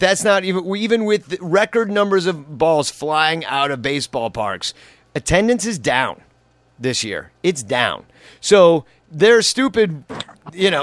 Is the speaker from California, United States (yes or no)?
no; Chicago, Illinois, United States; I'm from Chicago